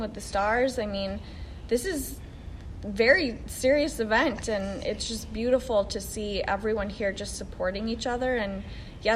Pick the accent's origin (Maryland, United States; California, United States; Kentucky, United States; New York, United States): California, United States; San Diego; San Diego is my hometown